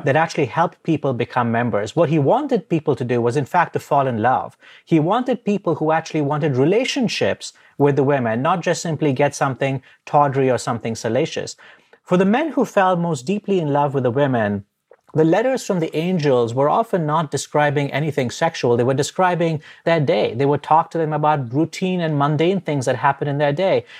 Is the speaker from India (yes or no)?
yes; India; moved away; I grew up in India